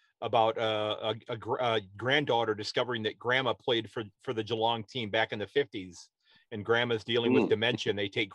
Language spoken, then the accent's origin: English; United States; I'm an American